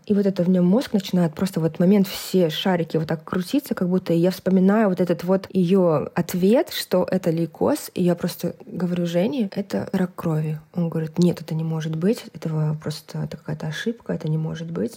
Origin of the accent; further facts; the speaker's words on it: Kazakhstan; also born or lived in Almaty, Kazakhstan / South Korea; я из Казахстана, и мы жили в Алмате.